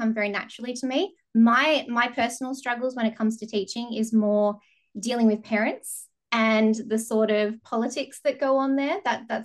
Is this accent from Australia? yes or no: yes; Bunbury, Western Australia, Australia; So I live in WA, have lived here all my life in the beautiful southwest, down in a little town called Bunbury.